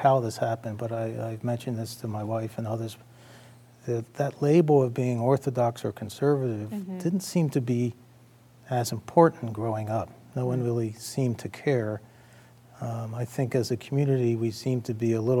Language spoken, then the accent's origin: English; Baltimore, Maryland, United States; now in Cleveland, United States; I grew up in Baltimore